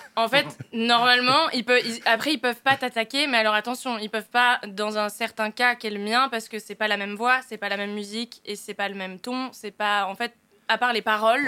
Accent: Picardy, Hauts-de-France, France; je viens de Picardie

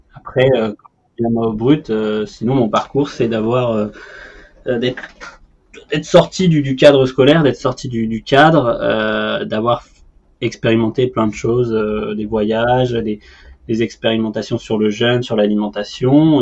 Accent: Paris, Île-de-France, France; en tant que Parisien

